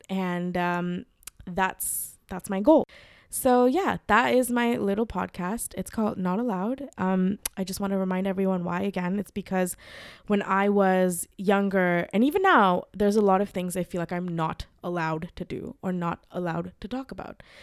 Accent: Mumbai, Maharashtra, India; moved away as an adult; also born or lived in Los Angeles, United States; I, uh, grew up in Mumbai. I was raised in Mumbai and then I moved to America uh, to study.

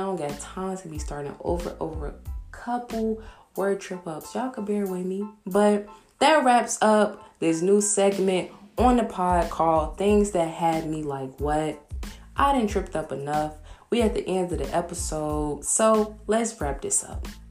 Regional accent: Chicago, Illinois, United States; I'm from Chicago

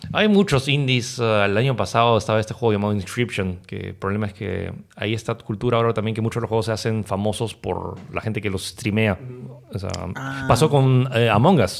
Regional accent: Peru; somos peruanos

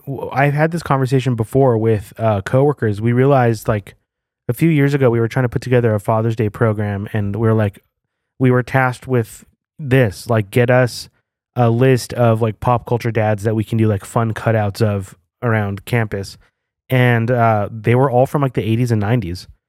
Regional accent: New Mexico, United States; I feel like growing up in New Mexico

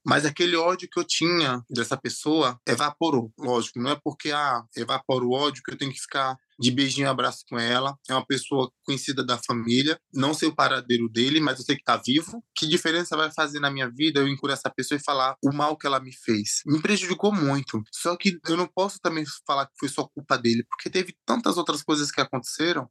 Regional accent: interior of Bahia, Brazil; also born or lived in Aracaju, Sergipe; Eu nasci em Aracaju, Sergipe, me criei no interior da Bahia

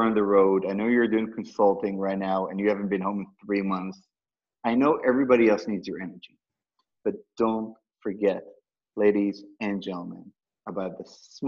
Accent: Tel Aviv, Tel Aviv District, Israel; now in United States; I was born and raised in Tel Aviv

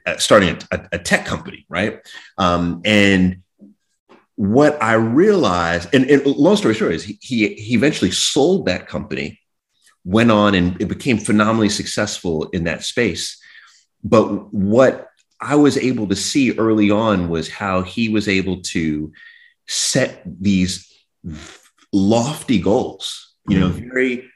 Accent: New York, United States; I was born in New York, and we lived in Jamaica, Queens

